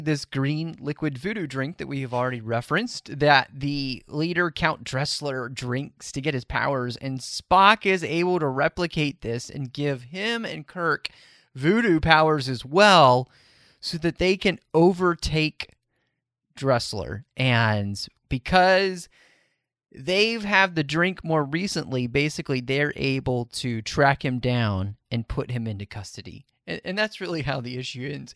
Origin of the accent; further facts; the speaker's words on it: Texas, United States; born and raised in Texas